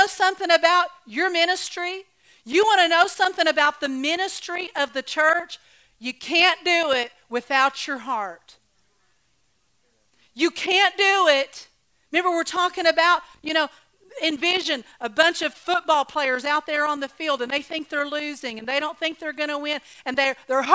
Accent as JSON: {"language": "English", "region": "Oklahoma", "country": "United States", "tie": "born or raised there", "said": "I was raised in Oklahoma"}